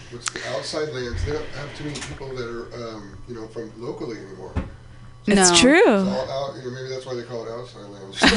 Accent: Napa, California, United States; now in San Francisco, United States; I'm from Napa.

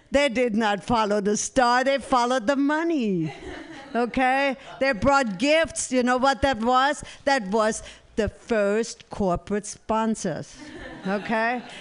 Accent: San Francisco, California, United States; since I'm from San Francisco, I'm going to uh, invite and invent an app.

